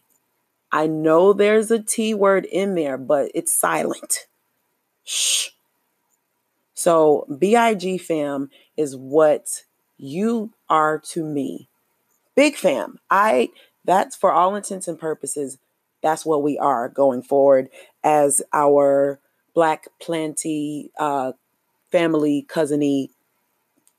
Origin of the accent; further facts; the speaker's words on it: United States; I am an American Black or an African American